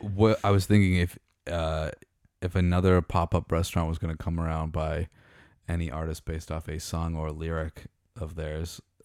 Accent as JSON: {"language": "English", "town": "Meaford", "region": "Ontario", "country": "Canada", "tie": "born or raised there", "said": "growing up in Meaford"}